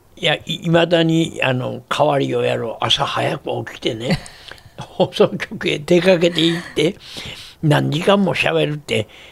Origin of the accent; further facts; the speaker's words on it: Kansai, Japan; accent: Kansai-ben; also born or lived in Tokyo; 東京で「ザ・リクエストショー」という歌謡番組をテレビで持った時ね関西弁でやった